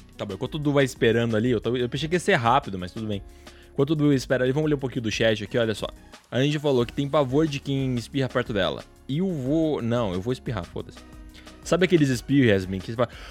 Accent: Paraná, Brazil; moved away; Eu nasci aí no Paraná

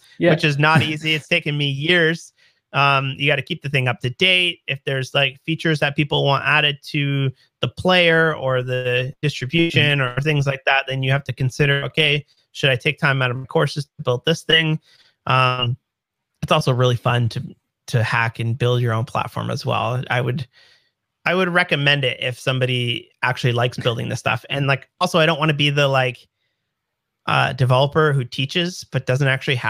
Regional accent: Canada; I'm Canadian

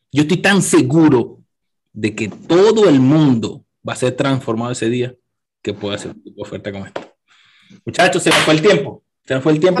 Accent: Venezuela; moved away; yo no volviera a Venezuela a vivir

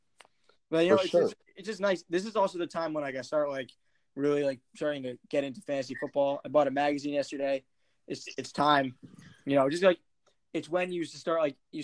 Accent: Maryland, United States; I'm from Maryland.

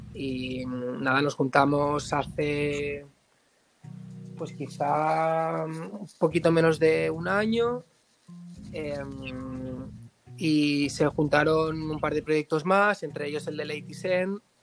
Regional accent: Barcelona, Catalonia, Spain; also born or lived in Granada; nací en Barcelona. Em, 28 años y, nada, em, viví durante un tiempo en Granada porque tengo familia en Granada, luego volví con 18

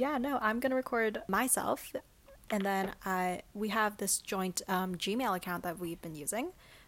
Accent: Central to Southern Idaho, United States; I'm from Central to Southern Idaho. I don't really know how to describe it because we are smack dab in the middle of a mountain range.

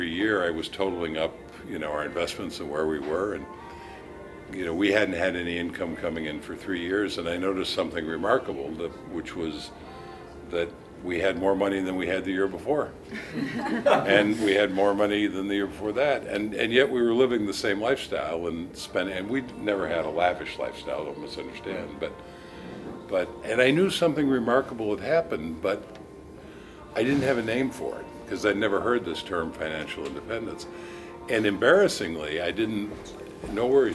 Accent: United States; I'm an American

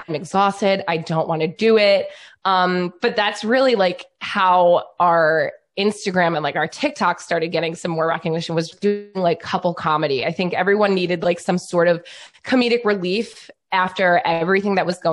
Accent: New York, United States; I'm from New York

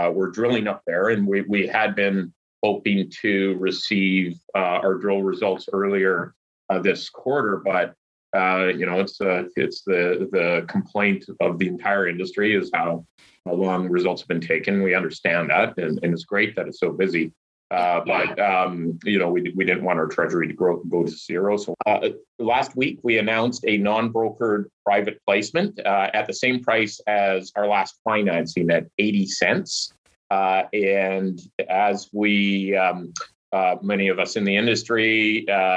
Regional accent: Stewart, British Columbia, Canada; I grew up in Stewart, British Columbia

